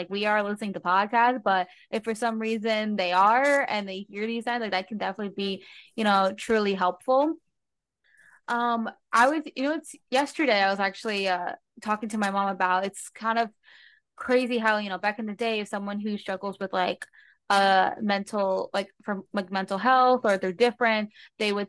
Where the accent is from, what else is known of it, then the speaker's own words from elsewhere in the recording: New Jersey, United States; I grew up in New Jersey